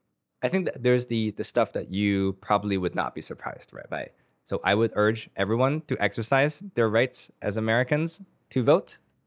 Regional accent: Canada; My home country of Canada has like unsurprisingly reasonable system.

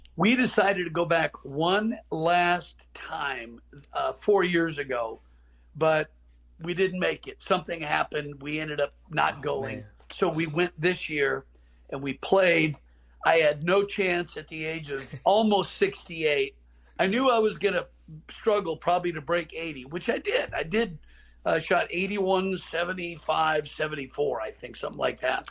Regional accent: Portland, Oregon, United States; Growing up in Portland, Oregon, my family and I would drive down to Pebble Beach at spring break

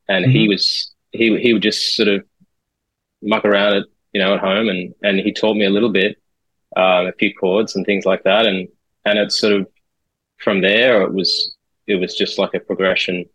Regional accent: Sydney, New South Wales, Australia; also born or lived in Amersham, England / Singapore; followed my dad's work to Australia and grew up since then in Sydney

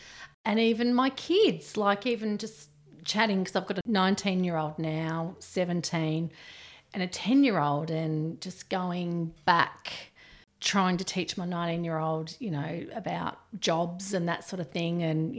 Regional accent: Bendigo, Victoria, Australia; moved away as an adult; now in Tumut, Australia; Grew up, spent a lot of my time, my childhood in Bendigo. Went to school in Bendigo, did my hairdressing apprenticeship in Bendigo.

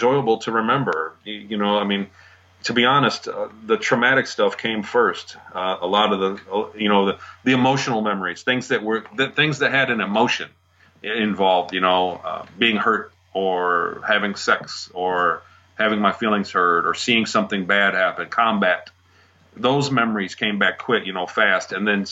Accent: Michigan, United States; I grew up here in Michigan

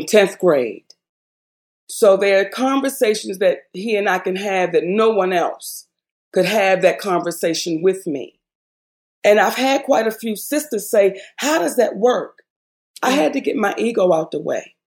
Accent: Baltimore, Maryland, United States; moved away as an adult; also born or lived in Hollywood; I was this girl from Baltimore.

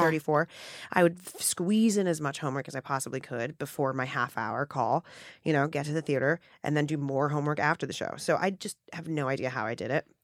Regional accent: New York City, New York, United States; I grew up in a Hell's Kitchen in Midtown Manhattan

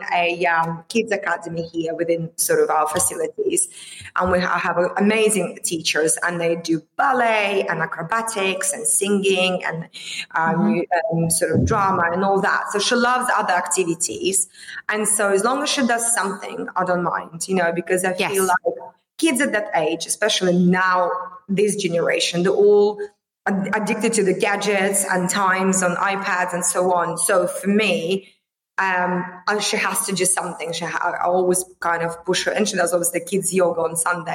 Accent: Vladivostok, Primorsky Krai, Russia; moved away as an adult; my hometown, Vladivostok

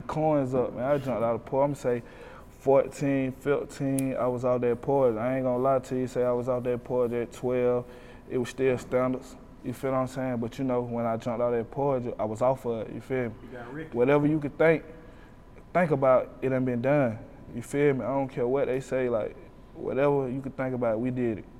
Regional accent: Decatur, Georgia, United States; I'm from Decatur, man. I'm from Glenwood Road, the projects, man, the beans

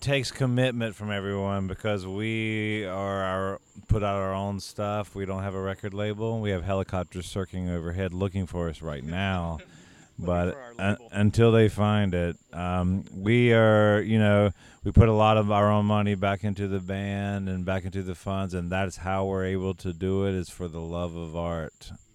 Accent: United States; I'm from down east. I def I grew up in the Great Dismal Swamp

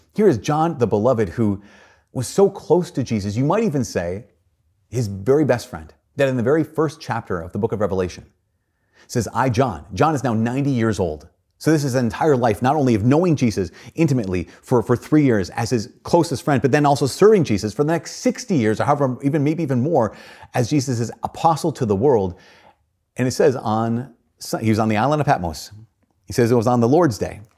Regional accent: United States; as American Christians

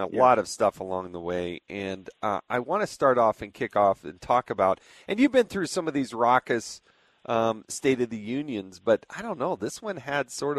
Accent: Utah, United States; I'm from Utah

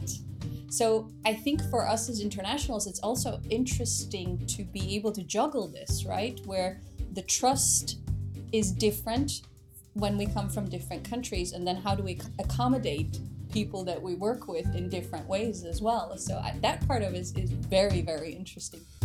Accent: United States; moved away as an adult; living in the United States as a child and growing up in the United States

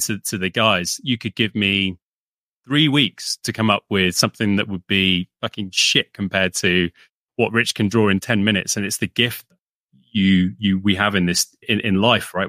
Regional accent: United Kingdom; also born or lived in London; we grew up with UK comics and yep. subscriptions to like sort of the weekly kind of stuff that kids would get over here.

